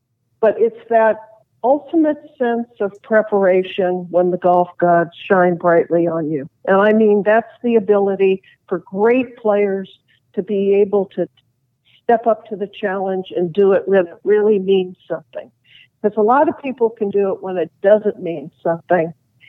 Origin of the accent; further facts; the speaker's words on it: Nashville, Tennessee, United States; I'm from Nashville.